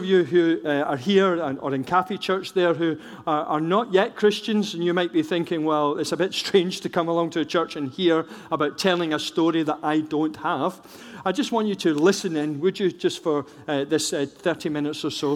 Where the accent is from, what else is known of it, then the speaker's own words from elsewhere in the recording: Scotland, United Kingdom; I'm a Scot